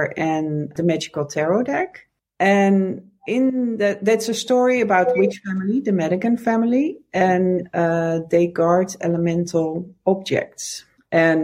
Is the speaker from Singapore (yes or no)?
no; Netherlands; moved away as an adult; also born or lived in Amsterdam; now in United States; I'm from the Netherlands originally. I live in the States, but I grew up here in the Netherlands